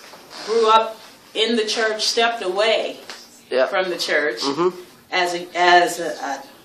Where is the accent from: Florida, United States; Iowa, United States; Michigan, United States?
Michigan, United States; I'm from the United States in Michigan.